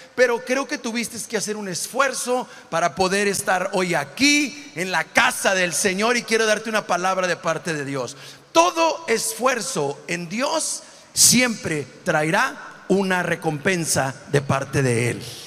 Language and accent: Spanish; Monclova, Coahuila, Mexico; moved away; also born or lived in Matamoros, Tamaulipas; de adolescente, donde soy yo, que soy de Monclova, Coahuila